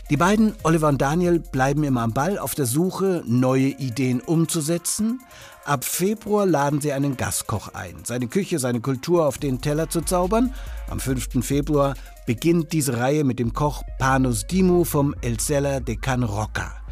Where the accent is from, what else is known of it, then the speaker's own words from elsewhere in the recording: Bavaria, Germany; Und als Franke, der mit Leberkäse groß wurde, kann ich nur sagen